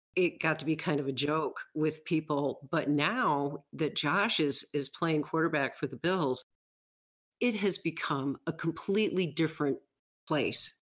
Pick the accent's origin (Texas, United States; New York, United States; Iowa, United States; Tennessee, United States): New York, United States; Western; now in Wyoming, United States; I grew up in Western New York, but I moved away in nineteen eighty-two